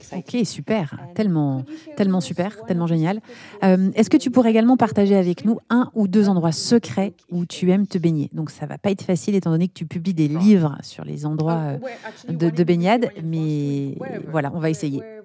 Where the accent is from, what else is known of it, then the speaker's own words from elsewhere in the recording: Besançon, Bourgogne-Franche-Comté, France; moved away as an adult; also born or lived in London, United Kingdom; now in Marseille, France; moi je viens de Besançon, donc l'est de la France